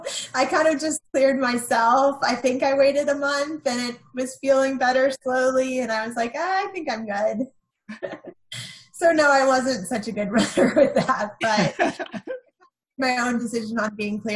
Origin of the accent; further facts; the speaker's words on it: North Carolina, United States; Both sides of my family are from Buffalo, New York. But I mostly grew up in North Carolina.